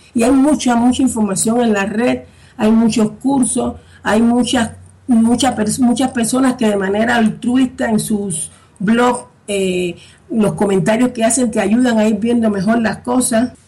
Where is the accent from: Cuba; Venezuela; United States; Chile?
Cuba; accent: Cuban; moved away as an adult; now in Spain; yo soy cubana española, por el acento podrán ver sobre todo cubana